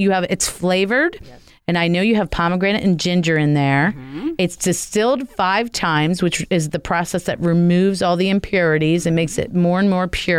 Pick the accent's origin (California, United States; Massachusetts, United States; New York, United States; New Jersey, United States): New Jersey, United States; now in Maryland, United States; I'm from Jersey, but I think I've been in Maryland long enough to qualify.